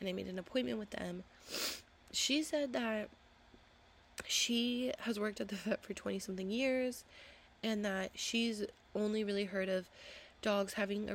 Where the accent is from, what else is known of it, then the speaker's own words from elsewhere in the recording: Huntington Beach, California, United States; moved away; I grew up in Huntington Beach